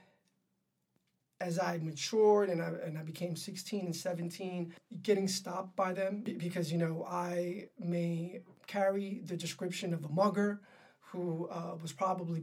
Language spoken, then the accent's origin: English; New York City, New York, United States; I was raised in Harlem